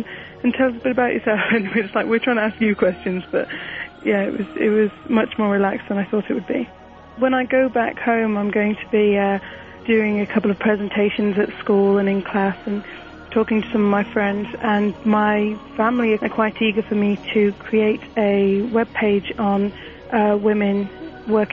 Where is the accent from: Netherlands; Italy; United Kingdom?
United Kingdom; England; I'm from England.